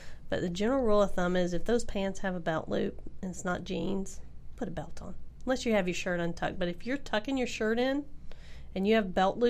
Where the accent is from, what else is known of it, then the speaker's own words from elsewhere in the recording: Tennessee, United States; I'm from Tennessee